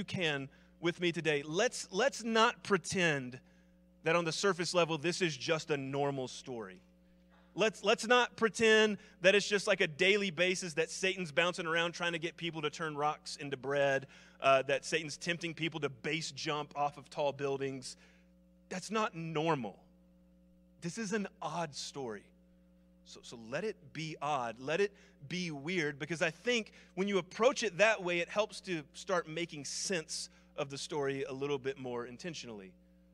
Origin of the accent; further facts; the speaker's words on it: the South, United States; I'm from the South